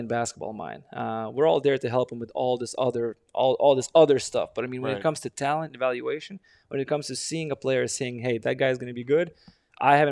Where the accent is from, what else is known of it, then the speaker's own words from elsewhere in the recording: Lithuania; now in Denver, United States; I'm from Lithuania